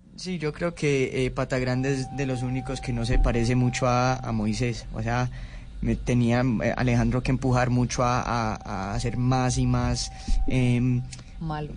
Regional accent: Los Angeles, California, United States; Spanish is a second language; yo crecí pues en, Los Ángeles y, soy colombiano de, padres colombianos

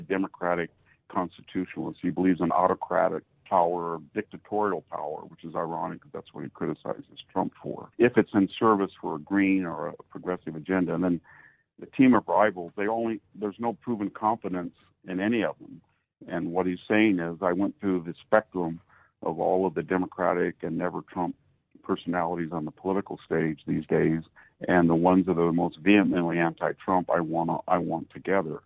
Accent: United States; I'm speaking from my hometown here. About 90% Hispanic, about 40% illegal aliens, and I know most of the people that I went to high school that are still here

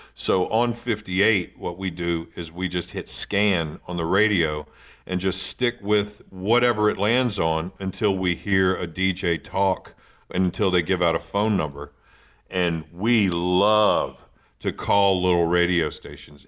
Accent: Eastern Shore, Virginia, United States; born or raised there; moved away

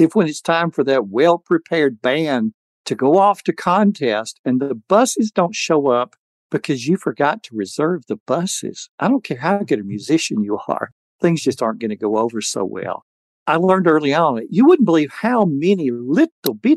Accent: Alabama, United States; I had born and raised in Alabama

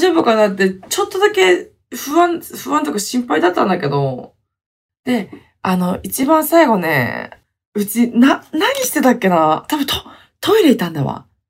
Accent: Hokkaido, Japan; moved away as an adult; also born or lived in Okinawa; 地元の北海道にね、やっと帰ってきました

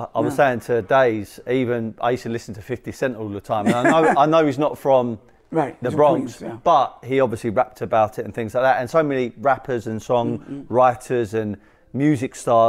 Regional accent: London, United Kingdom; I'm from South London.

